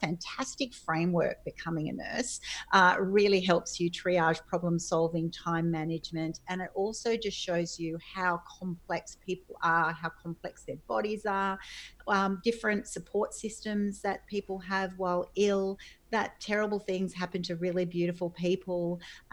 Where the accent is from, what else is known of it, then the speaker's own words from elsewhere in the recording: Sydney, New South Wales, Australia; I grew up on the northern beaches of Sydney